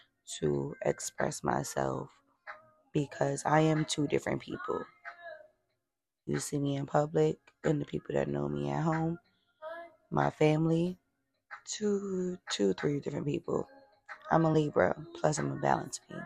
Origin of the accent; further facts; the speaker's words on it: New York, United States; We're from New York